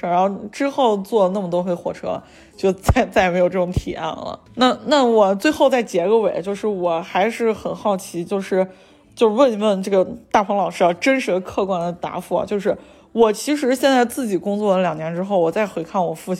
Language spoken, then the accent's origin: Chinese; Xi'an, Shaanxi, China; 我父母带我去那个南方玩过一趟，然后我从南方回来的时候，就是从杭州坐火车坐回西安